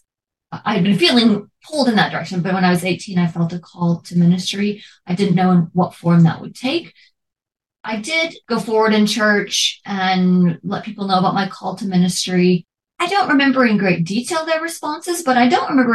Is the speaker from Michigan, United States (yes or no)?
no; Memphis, Tennessee, United States; I was born on November 8th, 1980 in Memphis, Tennessee